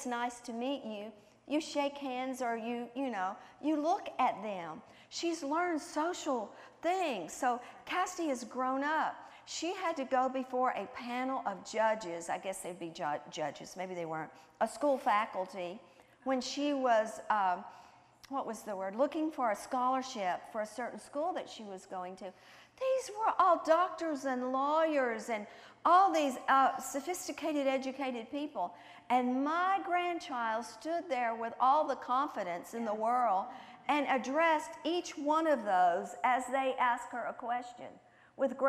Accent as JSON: {"language": "English", "region": "the South", "country": "United States", "tie": "born or raised there", "said": "I was raised in the South, and I'm a Southern girl, clear down to my toes"}